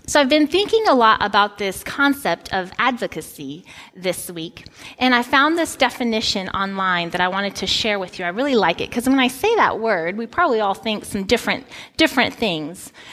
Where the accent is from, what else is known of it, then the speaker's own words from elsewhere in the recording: Guinea; moved away as an adult; I grew up in Guinea, West Africa, and when I was 18 years old, I came back to the United States to go to college.